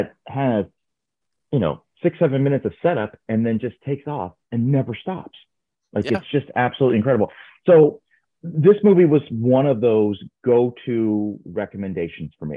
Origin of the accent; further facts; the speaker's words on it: Canada; I'm from Canada